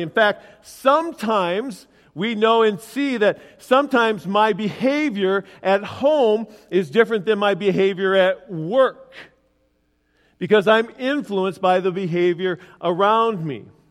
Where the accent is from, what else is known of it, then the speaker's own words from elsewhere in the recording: Willmar, United States; in my hometown, Wilmer, when I grow, grew up